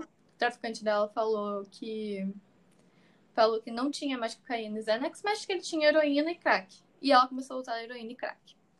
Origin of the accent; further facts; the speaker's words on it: Rio de Janeiro, Brazil; eu sou do Rio de Janeiro